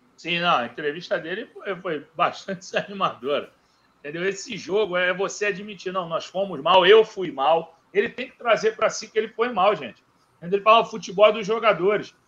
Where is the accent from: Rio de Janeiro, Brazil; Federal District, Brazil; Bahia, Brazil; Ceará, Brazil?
Rio de Janeiro, Brazil; accent: carioquês; eu sou carioca, eu vou falar no carioquês